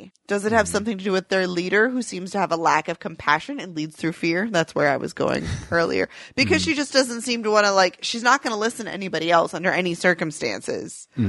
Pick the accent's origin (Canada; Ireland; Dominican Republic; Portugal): Ireland; Okay, I have no idea what any of that is, and I'm Irish.